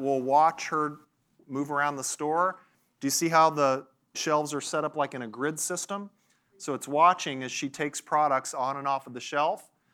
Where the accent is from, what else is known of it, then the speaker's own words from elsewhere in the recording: Nashville, Tennessee, United States; I'm from Nashville. There's a little town called Franklin close to where I live